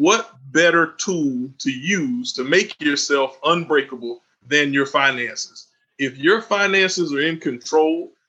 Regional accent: Southeast Georgia, United States; also born or lived in Florida; I'm from Southeast Georgia, was born in Florida, raised in Southeast Georgia

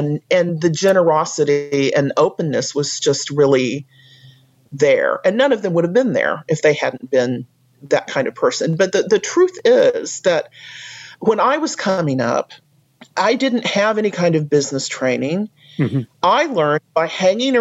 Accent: United States; as an American

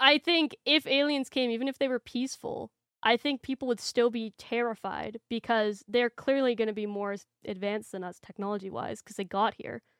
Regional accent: Canada; being a Canadian

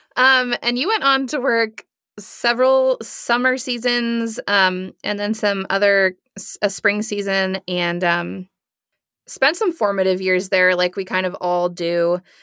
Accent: Nebraska, United States; I'm from Nebraska

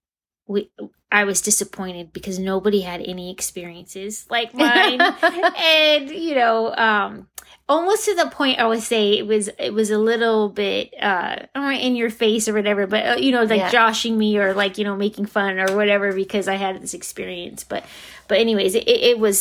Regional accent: Fontana, California, United States; I'm from Fontana, California

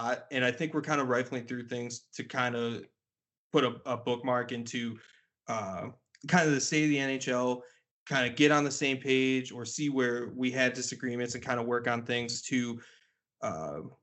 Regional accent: Detroit, Michigan, United States; moved away; I grew up kind of in the Detroit area for a while as well

